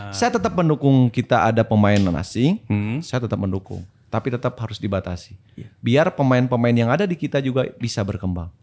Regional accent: Bandung, West Java, Indonesia; moved away as an adult; also born or lived in Tangerang; saya kembali. Saya berikan buat daerah saya sendiri

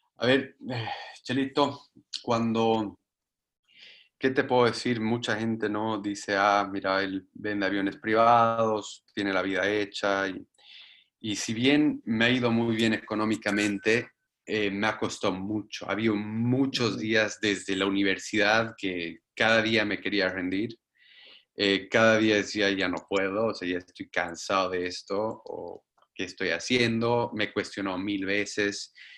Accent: Bolivia; moved away

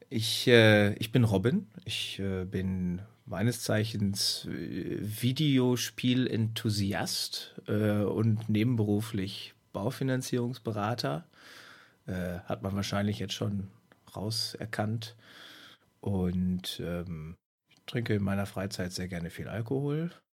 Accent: Hamm, North Rhine-Westphalia, Germany; now in Münster, Germany; Ich, ich, ich wohne in Münster. Ich komme aus, aus Hamm

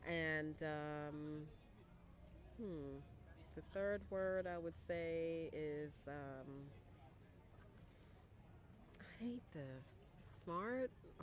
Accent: New York City, New York, United States; moved away as an adult; also born or lived in Paris, France; now in Dakar, Senegal; I'm from the South Bronx

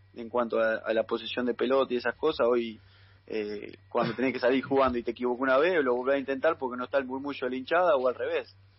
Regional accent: Carcarañá, Santa Fe, Argentina; now in Junín, Argentina; yo soy de Carcarañá

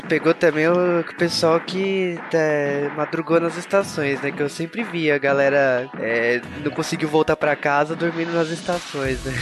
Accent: Brazil; a gente é brasileiro

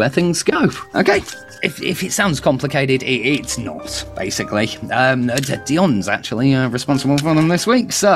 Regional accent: United Kingdom; me being very British

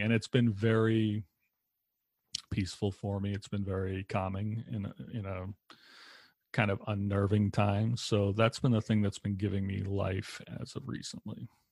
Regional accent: Lowell, Massachusetts, United States; moved away as an adult; now in Wisconsin, United States; I grew up in Lowell, Massachusetts, which is a little bit north of Boston

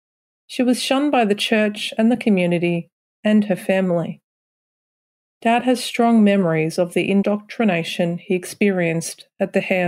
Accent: Koroit, Victoria, Australia; I grew up in Koroit, which is right near Warrnambool, a couple of hours southwest of Ballarat. My grandmother was a staunch Catholic, and I went to a Catholic primary school.

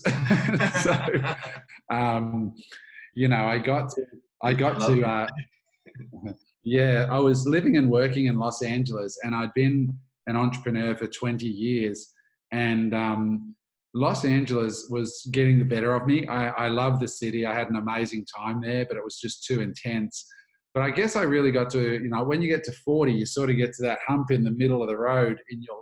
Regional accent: Australia; also born or lived in United States; I grew up in Australia

